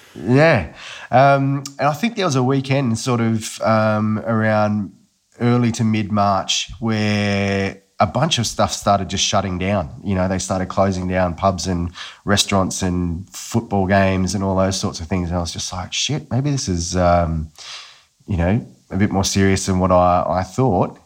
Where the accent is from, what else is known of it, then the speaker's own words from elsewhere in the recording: Newcastle, New South Wales, Australia; I grew up in Newcastle, uh, and quite an Aussie bloke, I would describe myself as